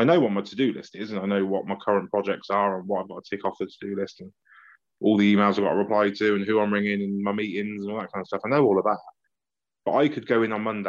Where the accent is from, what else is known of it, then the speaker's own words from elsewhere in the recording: Banbury, South East England, United Kingdom; Banbury United because that's who I played for as a teenager and that's my hometown